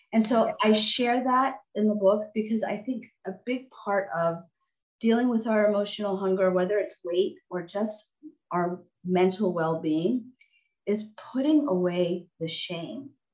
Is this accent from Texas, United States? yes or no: yes; Texas, United States; also born or lived in California; looked like an immigrant, had immigrant parents, was living in Texas